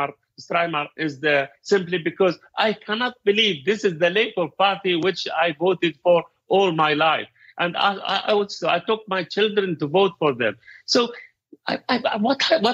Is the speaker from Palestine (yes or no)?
yes; Rafah, Gaza Strip, Palestine; moved away as an adult; now in United Kingdom; I'm from Rafah. I'm from Gaza.